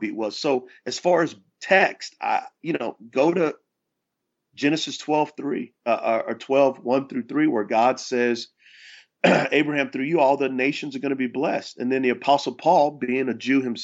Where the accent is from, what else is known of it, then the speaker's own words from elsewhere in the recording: San Antonio, Texas, United States; moved away as an adult; now in Charlotte, United States; I was from San Antonio, Texas.